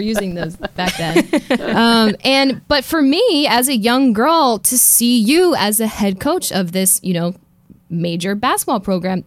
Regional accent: Philadelphia, Pennsylvania, United States; i'm from philadelphia

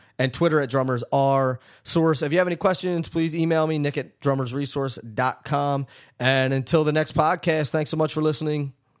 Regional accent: Philadelphia, Pennsylvania, United States; my hometown, Philadelphia.

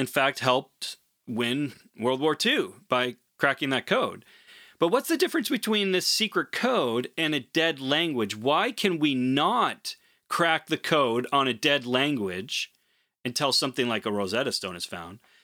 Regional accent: Portland, Oregon, United States; as an Oregonian. I'm originally from Portland.

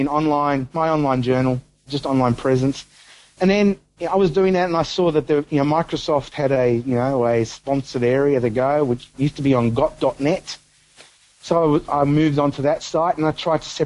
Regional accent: Melbourne, Victoria, Australia; moved away; I'm originally a Melbourne boy. I grew up in Melbourne.

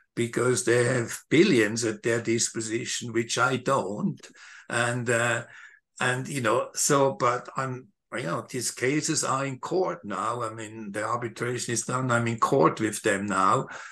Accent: Switzerland; moved away; I grew up in Switzerland

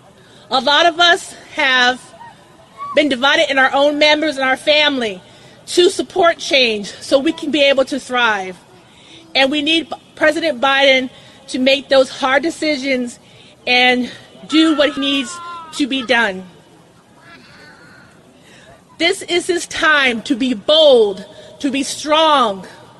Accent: Washington, District of Columbia, United States; I am from the Washington, D.C. area

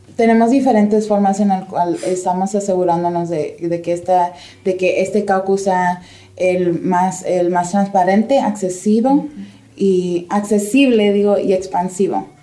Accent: Nevada, United States; nosotros como nevadenses

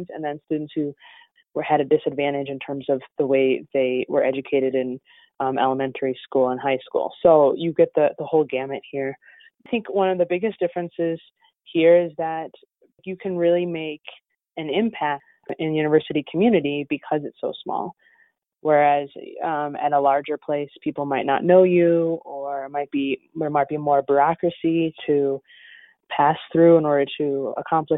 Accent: Chicago, Illinois, United States; moved away as an adult; also born or lived in New York / Northwest Indiana; now in Valparaiso, United States; I'm actually from Chicago.

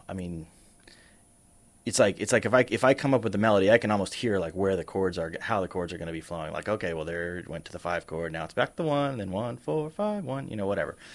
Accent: Sacramento, California, United States; also born or lived in Lexington, Kentucky; I moved to Sacramento from Lexington when I was a kid. I moved there with my mom

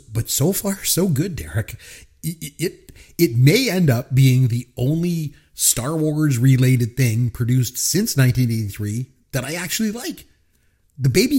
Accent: Canada; I'm a Canadian, and I'm very proud to be a Canadian

